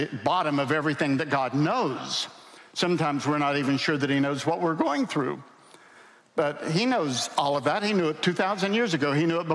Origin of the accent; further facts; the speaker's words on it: the Appalachians, United States; I grew up in the Appalachians, and I love my Appalachian mountains